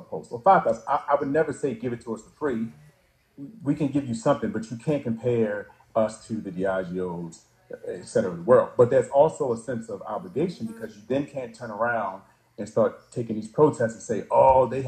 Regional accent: Baltimore, Maryland, United States; we're both from Baltimore

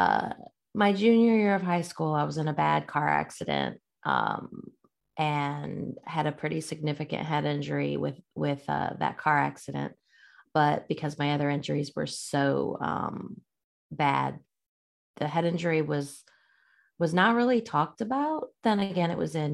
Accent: Illinois, United States; I grew up in Illinois, a little town. Middle of nowhere, really

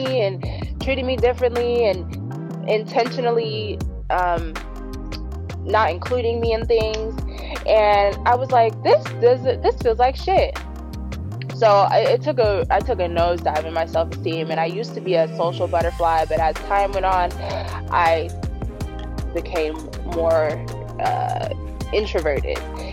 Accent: San Diego, California, United States; I was born and raised in San Diego

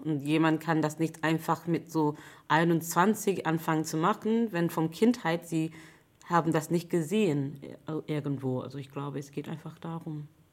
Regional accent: London, United Kingdom; German is a second language; now in Hamburg, Germany; ich komme eigentlich aus England, aus London

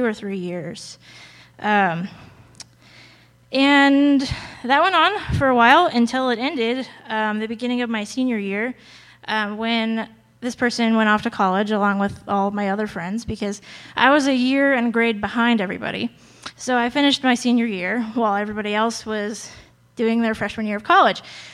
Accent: Colorado, United States; also born or lived in Arizona; I moved from Arizona, where I was born, to Colorado in fifth grade.

